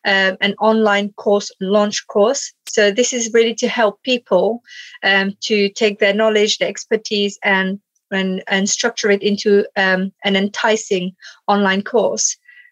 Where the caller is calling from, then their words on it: Stevenage, East of England, United Kingdom; So in the UK, I'm in Stevenage.